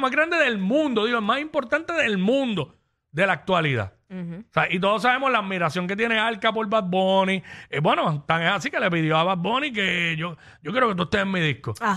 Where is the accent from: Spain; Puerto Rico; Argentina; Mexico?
Puerto Rico